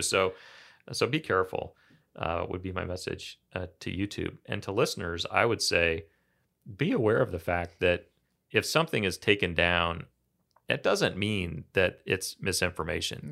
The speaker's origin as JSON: {"language": "English", "region": "Kansas", "country": "United States", "tie": "born or raised there", "said": "I grew up in Kansas"}